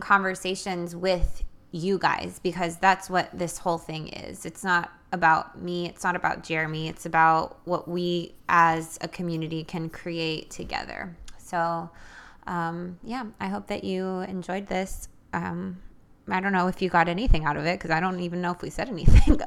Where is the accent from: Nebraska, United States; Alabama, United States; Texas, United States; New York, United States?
New York, United States; New York City; now in Nashville, United States; I was born in New York City and I grew up with a family of immigrants